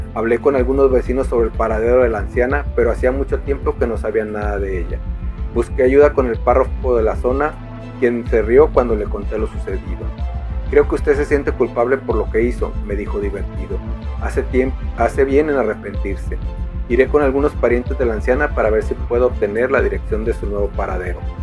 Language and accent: Spanish; Manzanillo, Colima, Mexico; escritor cinematográfico nacido en Manzanillo, Colima